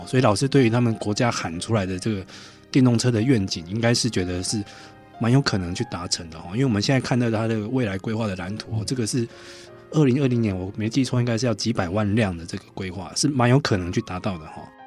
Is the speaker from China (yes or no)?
no; Taiwan; 我们台湾人